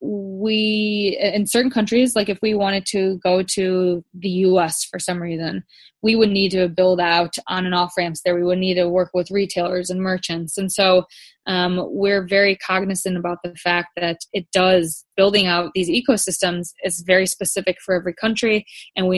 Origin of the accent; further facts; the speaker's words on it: Chicago, Illinois, United States; moved away as an adult; also born or lived in Uganda; now in Cape Town, South Africa; I'm actually an American. I grew up in Chicago